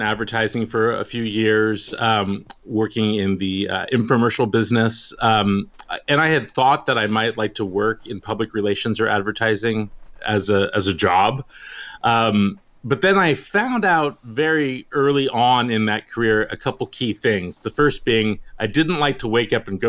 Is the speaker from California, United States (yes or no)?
yes; the Bay Area, California, United States; growing up in the Bay Area